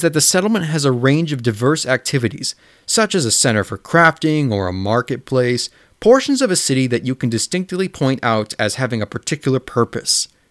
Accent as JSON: {"language": "English", "area": "a town of thirty thousand near Chicago", "region": "Illinois", "country": "United States", "tie": "born or raised there", "said": "my hometown of thirty thousand is only technically considered a village when compared to neighboring cities like Chicago"}